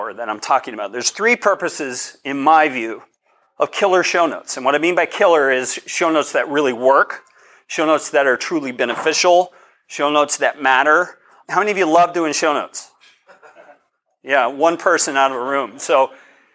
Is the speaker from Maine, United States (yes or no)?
no; Colorado, United States; I'm from Colorado. This is partly my neighborhood